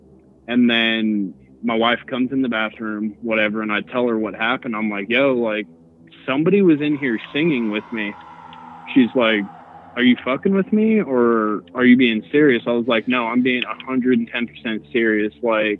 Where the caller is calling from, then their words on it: Denver, Colorado, United States; from Denver.